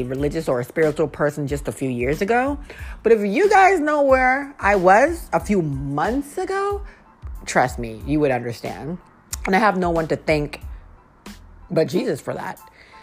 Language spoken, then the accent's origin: English; Lowell, Massachusetts, United States; moved away as an adult; now in Washington, D.C., United States; I am from Lowell, Massachusetts. That's about 30 minutes outside of Boston